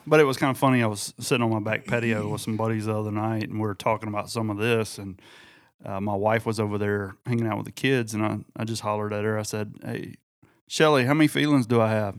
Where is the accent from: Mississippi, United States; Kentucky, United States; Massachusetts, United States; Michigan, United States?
Mississippi, United States; near Oxford; between my hometown and Oxford, Mississippi